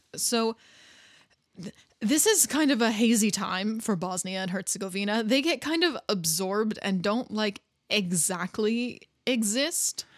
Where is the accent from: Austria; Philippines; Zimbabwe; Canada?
Canada; especially coming from a country where, as I do, like where anybody can be from anywhere and you're still Canadian